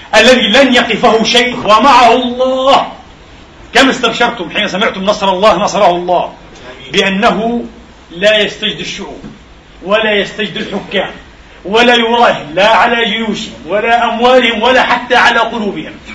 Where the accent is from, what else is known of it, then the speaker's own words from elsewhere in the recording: Palestine; now in Vienna, Austria; كفلسطيني وكمسلم وكعربي